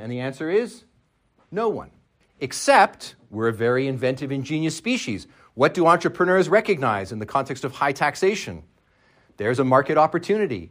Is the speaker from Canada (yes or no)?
yes; Canada; I'm Canadian